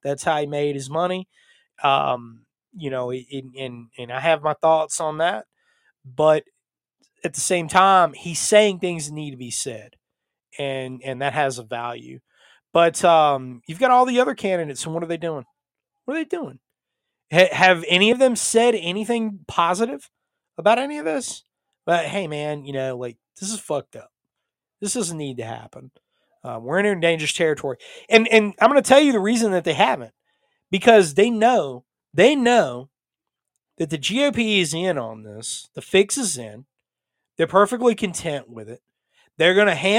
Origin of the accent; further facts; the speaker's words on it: North Carolina, United States; my home state of North Carolina